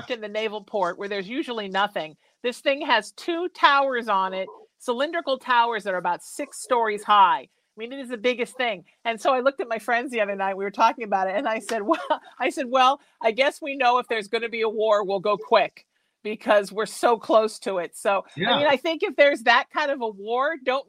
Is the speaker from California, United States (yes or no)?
yes; Huntington Beach, California, United States; also born or lived in Connecticut / Chicago; growing up in Huntington, one town over